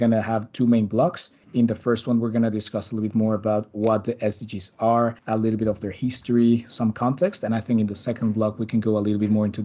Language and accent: English; Mexico City, Mexico; now in Brussels, Belgium; I'm talking to you live from Brussels, back again after a nice summer in my hometown in Mexico City.